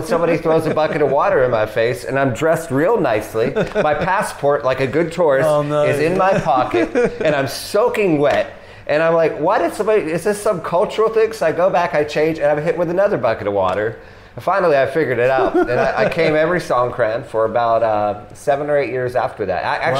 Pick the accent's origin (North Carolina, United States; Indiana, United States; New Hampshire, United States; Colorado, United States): New Hampshire, United States; also born or lived in Washington, D.C. / Florida / Texas; now in Thailand; I'm American, uh-huh. And I usually say Washington, D.C., but I was actually born in New Hampshire. And I spent some time, I don't know how well you know America, but just for people watching, spent some time in Florida, Texas, and D.C.